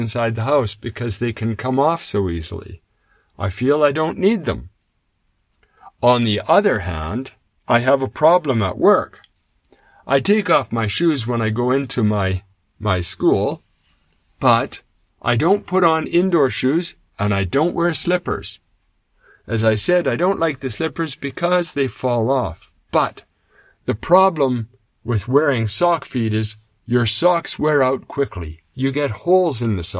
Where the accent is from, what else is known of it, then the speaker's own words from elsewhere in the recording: Canada; moved away as an adult; now in Japan; When I was growing up in Canada